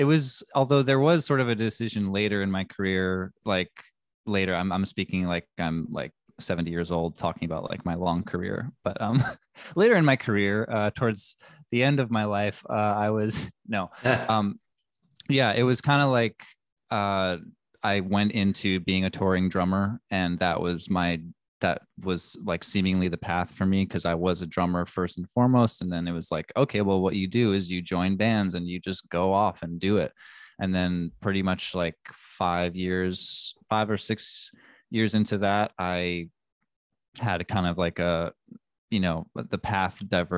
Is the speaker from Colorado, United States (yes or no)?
no; New York City, New York, United States; I grew up in Manhattan, in Greenwich Village. Yeah.